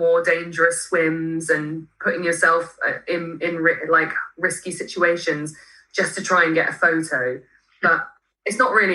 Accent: Marlow, South East England, United Kingdom; I grew up near rivers on the Thames in Marlow

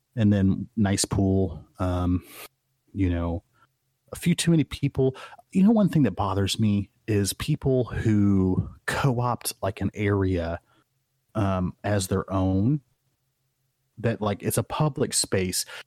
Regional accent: Midwest, United States; moved away; me as a Midwesterner who never got to see the ocean

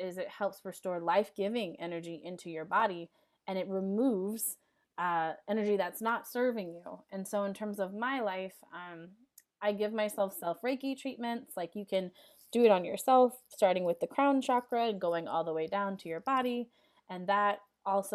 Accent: Los Angeles, California, United States; in South LA, I'm from the Crenshaw District

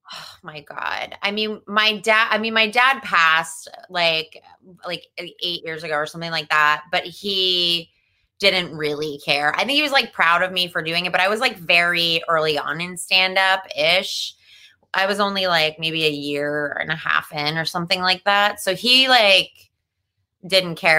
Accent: New Jersey, United States; accent: New Jersey; I grew up in New Jersey

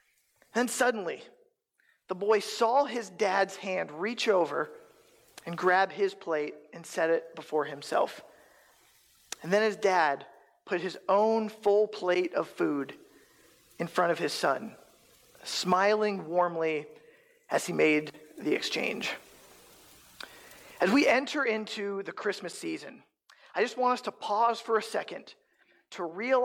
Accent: East Coast, United States; now in Council Bluffs, United States; I'm originally from the East Coast, and I moved to Omaha for a year

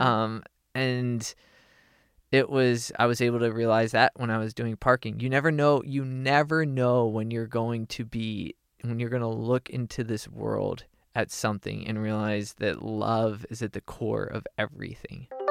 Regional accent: Harrisburg, Pennsylvania, United States; moved away as an adult; also born or lived in Austin, Texas / Los Angeles, California / Northern California; now in Nashville, United States; I grew up in Harrisburg, Pennsylvania

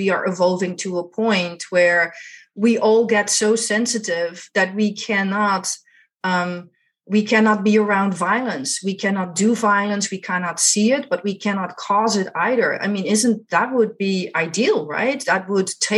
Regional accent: Netherlands; I grew up in Holland, the Netherlands

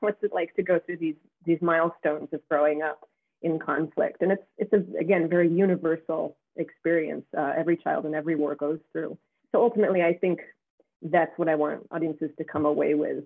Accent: United States; we as Americans

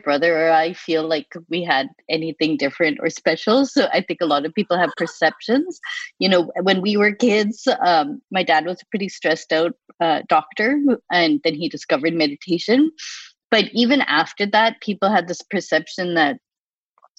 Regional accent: Boston, Massachusetts, United States; moved away as an adult; also born or lived in Chicago; my brother and I, we grew up in Boston

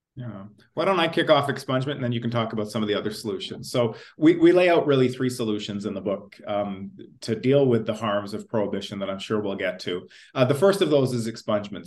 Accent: Ontario, Canada; also born or lived in England; I grew up in Ontario

